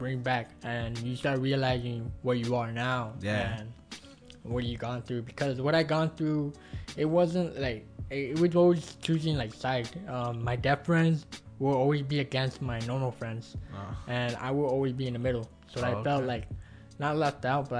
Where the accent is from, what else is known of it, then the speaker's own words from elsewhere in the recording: Wilmington, United States; my own hometown school